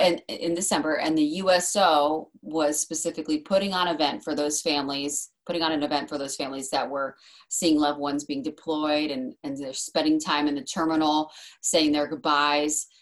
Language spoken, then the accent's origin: English; Kent Island, Maryland, United States; also born or lived in Arizona; we're from Maryland because we moved there in 2000. So that would have been when I was 10